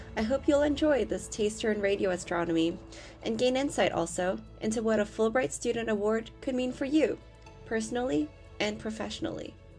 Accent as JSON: {"language": "English", "country": "Canada", "said": "as a Canadian"}